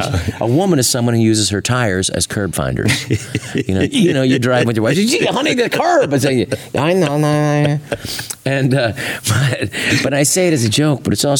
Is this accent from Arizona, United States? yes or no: no; San Francisco, California, United States; I'm from San Francisco. I remember with the first elected gay official, Harvey Milk.